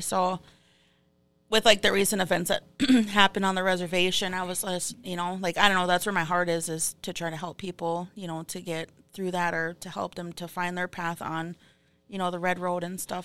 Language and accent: English; Fond du Lac, Minnesota, United States; I'm from Fond du Lac, and I'm thirty-three.